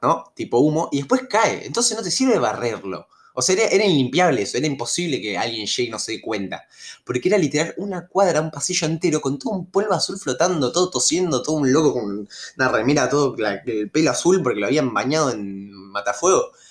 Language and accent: Spanish; Rosario, Santa Fe, Argentina; yo soy de Rosario, eh, Santa Fe. Yo en mi secundaria iba al normal 1, hice toda la, toda la eh, jardín o preescolar, primaria y secundaria, hice todo en el normal 1